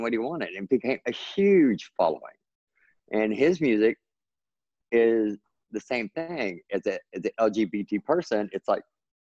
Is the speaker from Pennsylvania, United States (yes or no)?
no; Texas, United States; I grew up in Texas. So I always tell everybody, well, Texas is my native language and then English is my second language because we speak totally different in Texas